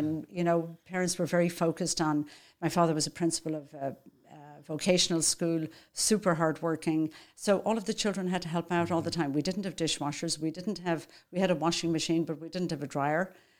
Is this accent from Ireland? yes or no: yes; Dublin, Leinster, Ireland; moved away as an adult; now in United States; I grew up in Dublin, Ireland. I'm one of 8 children.